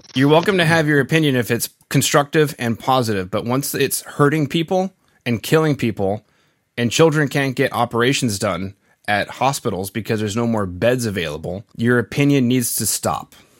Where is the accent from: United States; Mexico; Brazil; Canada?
Canada; being Canadian